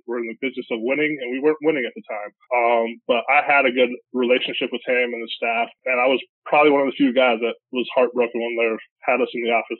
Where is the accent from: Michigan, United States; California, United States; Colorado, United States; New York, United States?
Colorado, United States; Growing up in Colorado, playing basketball was fun.